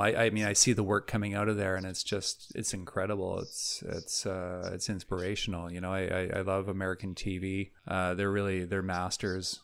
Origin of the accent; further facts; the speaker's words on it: Vancouver, British Columbia, Canada; moved away as an adult; also born or lived in Toronto; I grew up in Vancouver